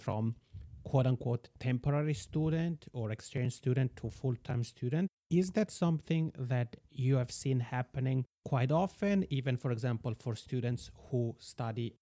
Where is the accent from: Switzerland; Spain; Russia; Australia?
Switzerland; moved away as an adult; now in Finland; I'm originally from Switzerland and I did my bachelor studies there and then my master's studies in Finland